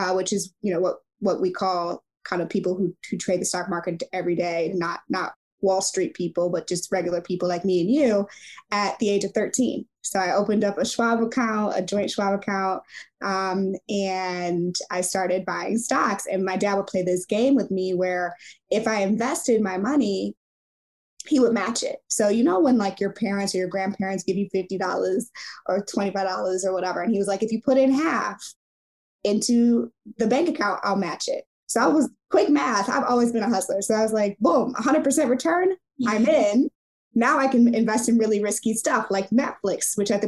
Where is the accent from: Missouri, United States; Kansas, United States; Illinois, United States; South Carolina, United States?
Missouri, United States; St. Louis; moved away as an adult; also born or lived in Silicon Valley; I'm from St. Louis, Missouri, so Midwest through and through.